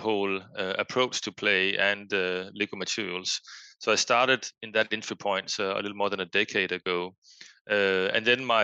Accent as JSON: {"language": "English", "country": "Denmark", "tie": "born or raised there", "second_language": "English", "moved": "as an adult", "lives_now": "Boston, United States", "said": "as one might hear from my accent, I am from Denmark. I grew up in Denmark, but lived various places around the world"}